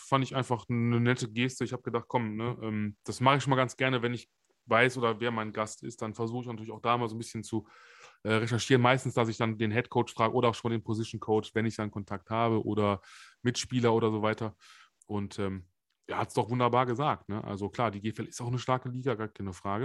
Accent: Germany; bei uns in Deutschland

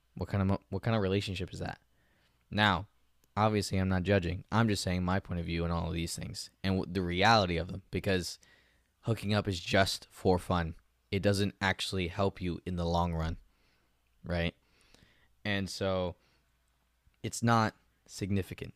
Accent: United States; I'm an American

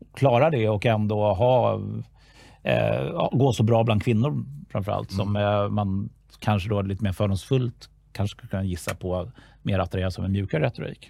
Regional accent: Stockholm, Stockholm County, Sweden; jag är född och uppvuxen i Stockholm

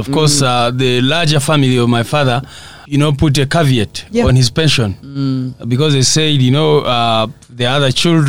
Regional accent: Mbarara, Western Region, Uganda; also born or lived in Kanyaryeru, Kiruhura District; I grew up in Mbarara. My father was working as a veterinary officer in Mbarara, so that's where I was born and raised.

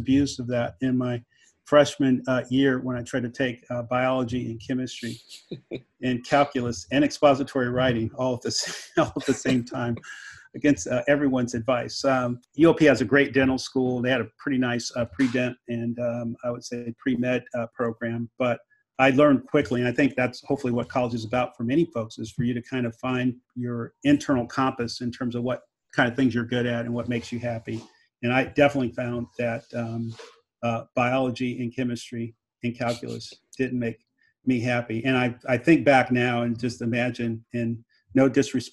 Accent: Oakland, California, United States; a large part of my childhood was really growing up in Oakland as a child of a single female head of household situation

